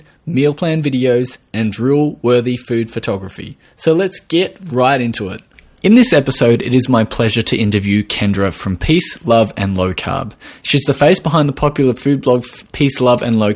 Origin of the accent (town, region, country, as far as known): Australia